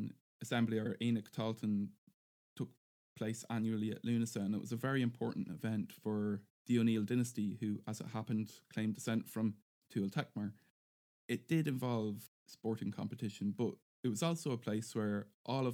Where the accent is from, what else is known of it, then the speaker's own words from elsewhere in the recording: Navan, Leinster, Ireland; came from Navan, which is my hometown